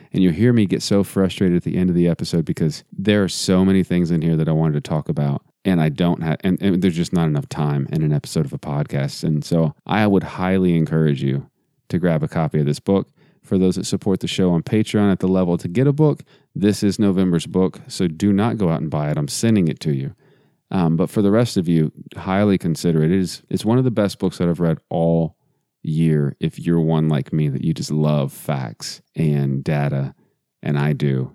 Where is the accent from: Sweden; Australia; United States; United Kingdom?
United States; Texas; I grew up in Texas, so we call them toboggans